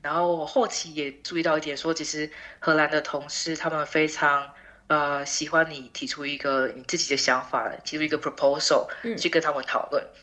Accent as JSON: {"language": "Chinese", "country": "Taiwan", "moved": "as an adult", "lives_now": "Netherlands", "said": "我来自台湾"}